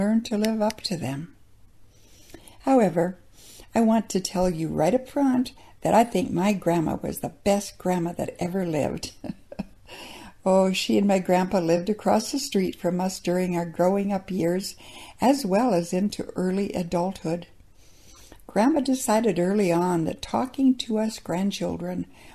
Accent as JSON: {"language": "English", "region": "South Dakota", "country": "United States", "tie": "born or raised there", "said": "Growing up in South Dakota"}